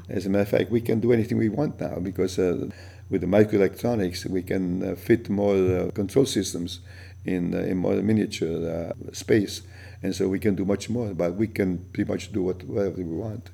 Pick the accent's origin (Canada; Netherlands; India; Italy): Italy; English is a second language; moved away; also born or lived in New York / Boston; when I came from Italy